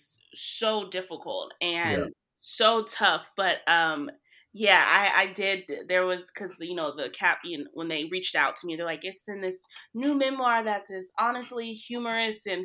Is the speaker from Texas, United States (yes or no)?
yes; Fort Worth, Texas, United States; I grew up in Fort Worth, Texas